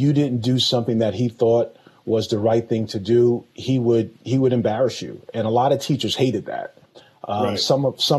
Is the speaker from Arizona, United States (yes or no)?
no; Paterson, New Jersey, United States; I'm from Paterson, New Jersey, born and raised there